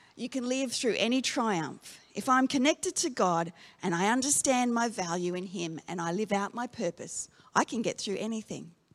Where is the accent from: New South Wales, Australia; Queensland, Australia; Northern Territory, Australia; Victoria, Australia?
Northern Territory, Australia; Darwin; moved away; I grew up in Darwin